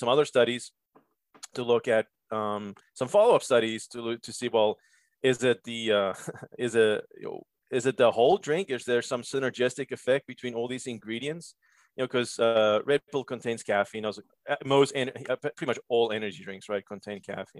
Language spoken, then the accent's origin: English; Cape Town, Western Cape, South Africa; moved away as an adult; also born or lived in Georgia / Pittsburgh; now in United States; I'm actually originally from Cape Town, South Africa. Came to the States in 2005 on a tennis scholarship.